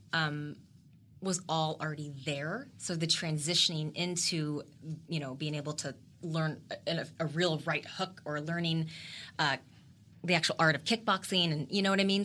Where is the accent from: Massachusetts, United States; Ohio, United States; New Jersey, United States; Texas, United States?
Texas, United States; the only Asian American actress from Texas.